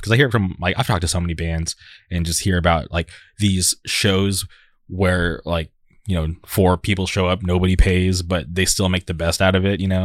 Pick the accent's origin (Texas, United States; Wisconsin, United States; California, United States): California, United States; Palm Springs; moved away as an adult; now in Orange County, United States; back in the day when I grew up in the Palm Springs area